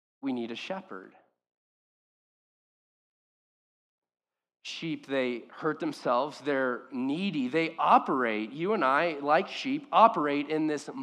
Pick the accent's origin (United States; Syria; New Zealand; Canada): United States; Orange County, California; I grew up in Orange County